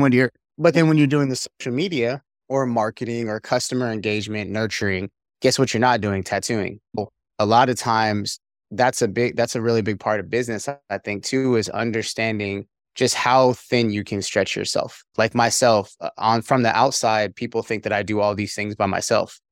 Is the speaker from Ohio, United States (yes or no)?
no; California, United States; moved away as an adult; also born or lived in Korea / Arkansas / Pennsylvania; I'm originally from California, United States